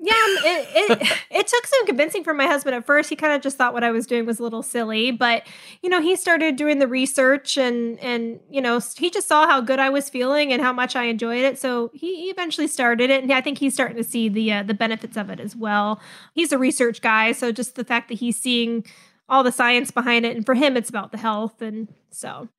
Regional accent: California, United States; moved away as an adult; also born or lived in the Southern US / Florida; now in Huntsville, United States; both my parents are, you know, born and raised in the South, but I mostly grew up in California

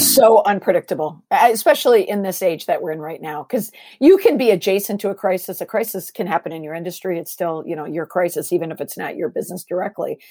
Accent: Minnesota, United States; moved away; also born or lived in Boston; I'm originally from Minnesota, so I grew up on pop

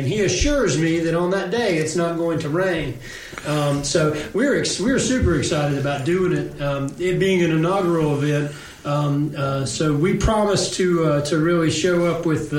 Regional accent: Western North Carolina, United States; I was born in Western North Carolina, but my father grew up in Sanford, which is further east from here.

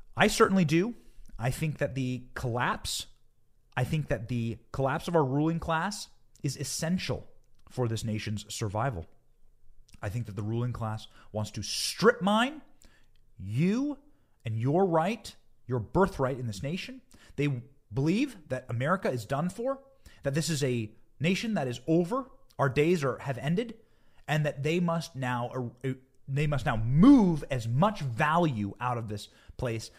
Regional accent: Cedar Rapids, Iowa, United States; my hometown of Cedar Rapids, Iowa

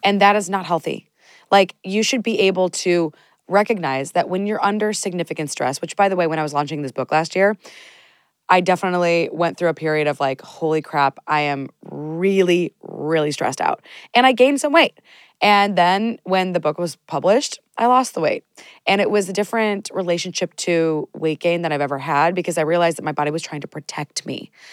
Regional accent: United States; I'm from the United States

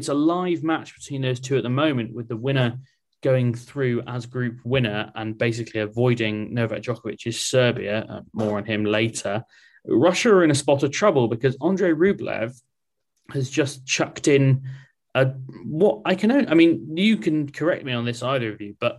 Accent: United Kingdom; we are all British

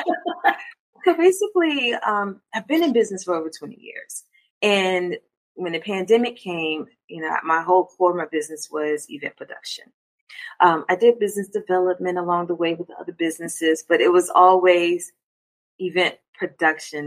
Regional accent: Hampton Roads, Virginia, United States; also born or lived in Maryland; so we moved down when I was younger, so pretty much grew up here.

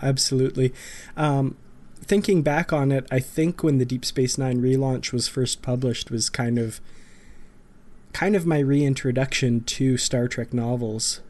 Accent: Grand Prairie, Alberta, Canada; back here in my hometown of Grand Prairie, Alberta, far up north

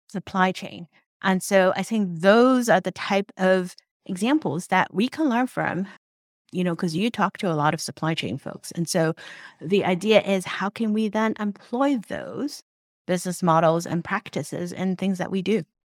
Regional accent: Hong Kong; moved away; also born or lived in Troy, New York (RPI); I grew up in Hong Kong

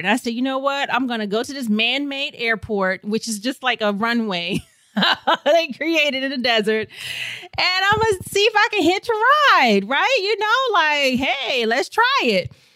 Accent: St. Louis, Missouri, United States; moved away; I grew up in Saint Louis, Missouri, and I had a wonderful childhood

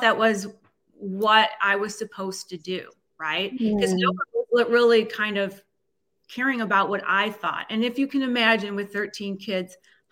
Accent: North Shore of Chicago, Illinois, United States; I grew up on the North Shore of Chicago

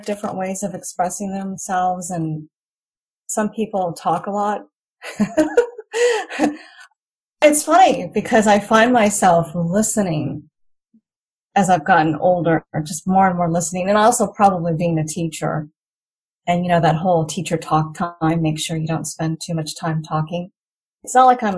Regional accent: United States; first language English; moved away as an adult; now in Rayong, Thailand; I was born and raised in America

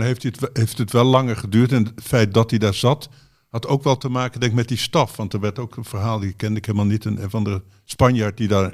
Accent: Zaltbommel, Gelderland, Netherlands; moved away; Bommel waar ik vandaan kom

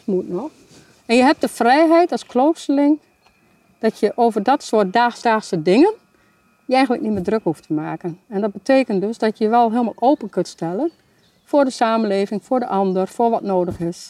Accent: Hoogeveen, Drenthe, Netherlands; Ik kom eigenlijk uit Hogeveen.

